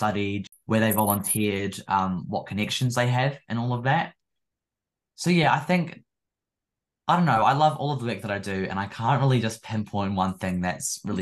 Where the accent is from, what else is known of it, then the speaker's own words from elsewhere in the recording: Nelson, New Zealand; my hometown, Nelson Tasman